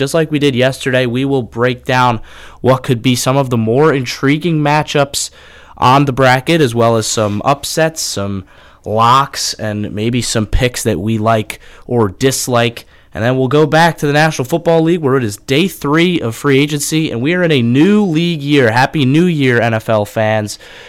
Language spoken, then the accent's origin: English; Uniondale, New York, United States; now in Athens, United States; I grew up about 10 minutes from Hofstra's campus on Long Island, New York, in Uniondale.